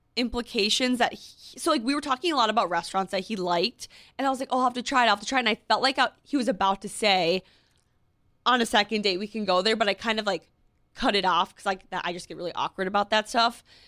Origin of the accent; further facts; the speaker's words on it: Minnesota, United States; moved away as an adult; now in New York City, United States; in Minneapolis when I lived there